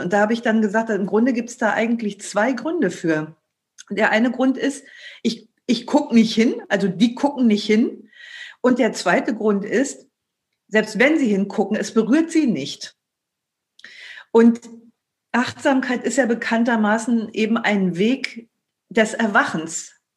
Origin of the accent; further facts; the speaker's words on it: Germany; als Deutscher